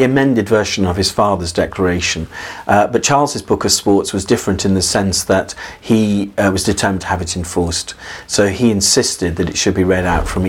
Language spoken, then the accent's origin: English; England, United Kingdom